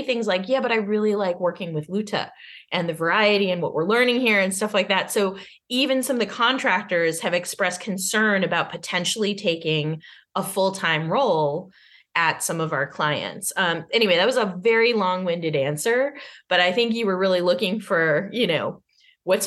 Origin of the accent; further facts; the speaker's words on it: Arlington, Massachusetts, United States; I grew up in Arlington, Massachusetts